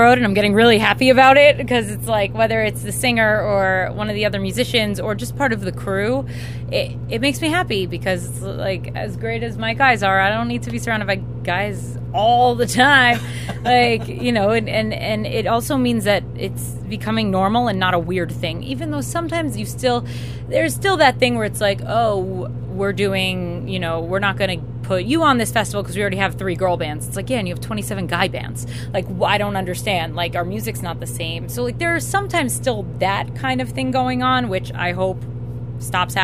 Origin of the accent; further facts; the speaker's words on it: New York, United States; moved away as an adult; also born or lived in Miami, Florida; I'm from New York, but I did live here for a long time